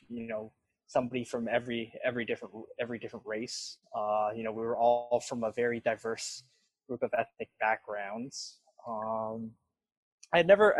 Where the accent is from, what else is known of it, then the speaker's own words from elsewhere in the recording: Toronto, Ontario, Canada; also born or lived in Richmond, British Columbia / Markham, Ontario; Then when I was 13, I moved to Scarborough, and I've been there since